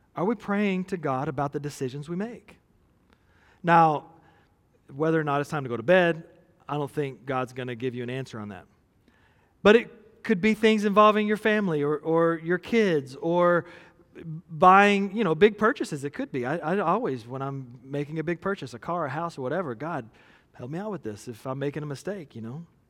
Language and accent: English; United States